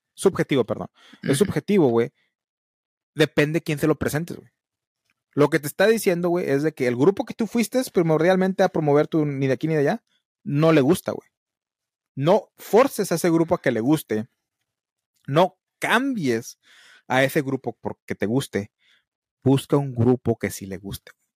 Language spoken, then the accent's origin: Spanish; Matamoros, Tamaulipas, Mexico; aquí donde yo vivo, donde vive mi mamá, aquí en Matamoros